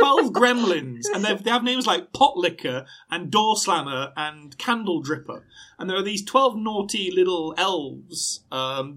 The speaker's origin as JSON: {"language": "English", "area": "Derbyshire", "region": "East Midlands", "country": "United Kingdom", "said": "I'm from Derbyshire"}